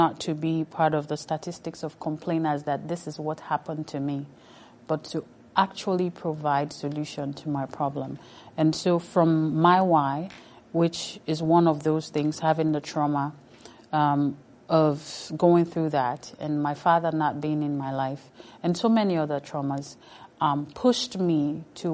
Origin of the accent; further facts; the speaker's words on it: Sierra Leone; moved away; I come from Sierra Leone, the only country where you use air, land, and sea